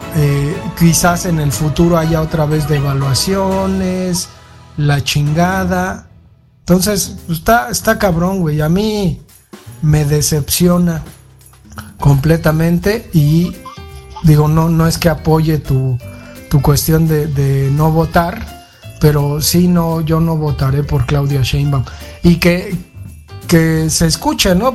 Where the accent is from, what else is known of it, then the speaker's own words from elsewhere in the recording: Mexico City, Mexico; yo crecí en la Valle Gómez, en la pinche calle Mapimí llena de putos rateros